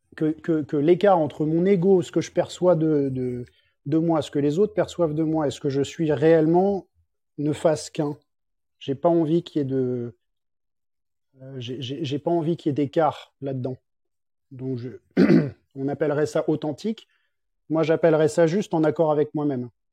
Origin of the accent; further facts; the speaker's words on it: Paris, Île-de-France, France; moved away as an adult; also born or lived in Biarritz; now in Geneva, Switzerland; je suis parisien de base et j'ai grandi vécu à Paris toute ma vie